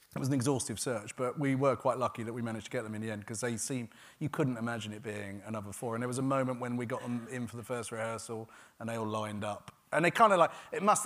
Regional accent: Gravesend, South East England, United Kingdom; I grew up in a town called Gravesend, which is a river town, and it's quite deprived.

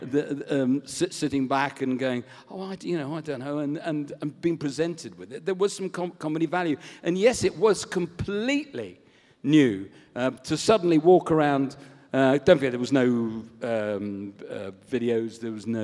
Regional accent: Southport, North West England, United Kingdom; I was brought up in Southport in Lancashire

